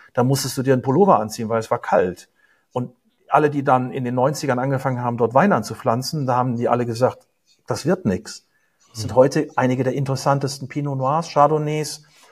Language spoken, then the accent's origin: German; Germany; also born or lived in United States; als Deutscher